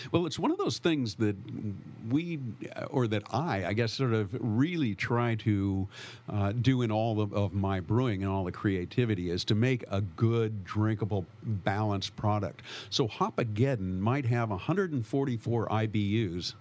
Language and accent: English; San Francisco Bay Area, California, United States; also born or lived in St. Helena, Napa Valley; I grew up in the San Francisco Bay Area